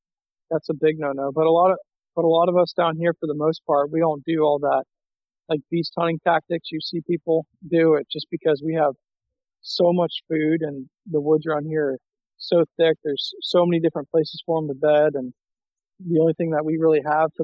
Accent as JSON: {"language": "English", "region": "South Florida", "country": "United States", "tie": "born or raised there", "said": "I grew up in South Florida."}